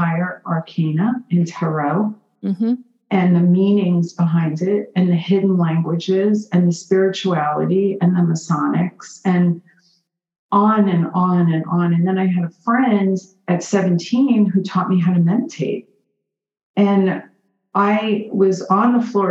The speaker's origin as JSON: {"language": "English", "town": "New York City", "region": "New York", "country": "United States", "tie": "born or raised there", "said": "growing up in Borough Park, Brooklyn"}